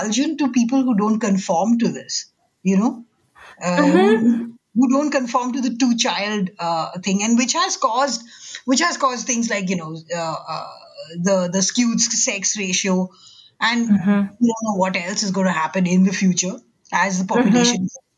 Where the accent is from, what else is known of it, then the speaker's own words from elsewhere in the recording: India; moved away; growing up in India, you know, in the 80s and 90s